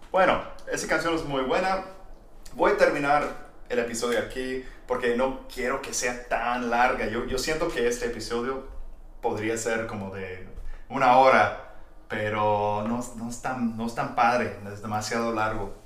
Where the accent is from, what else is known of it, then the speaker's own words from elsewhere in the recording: Texas, United States; soy de Texas